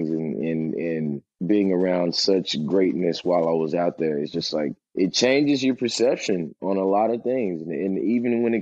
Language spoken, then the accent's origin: English; East Coast, United States; I'm from the East Coast.